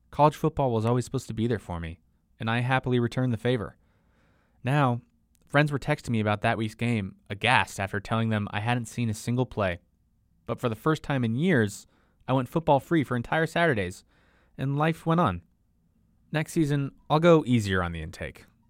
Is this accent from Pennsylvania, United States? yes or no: no; Seattle, Washington, United States; I grew up in Seattle, near Husky Stadium in the University of Washington